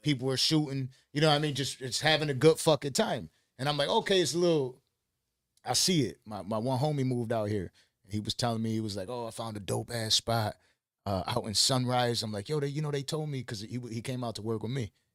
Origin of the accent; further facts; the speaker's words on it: Buffalo, New York, United States; moved away; I'm from Buffalo, New York